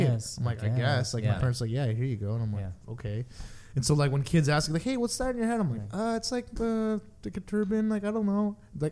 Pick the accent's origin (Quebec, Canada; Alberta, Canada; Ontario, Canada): Ontario, Canada; Guelph; I did not grow up in a multicultural city. I grew up in a small city called Guelph.